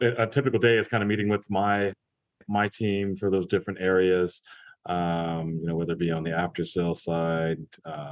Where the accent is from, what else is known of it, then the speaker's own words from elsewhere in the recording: Orange County, California, United States; moved away as an adult; also born or lived in Los Angeles, California / Washington, D.C.; I'm actually originally from LA. I was born in LA, grew up in Orange County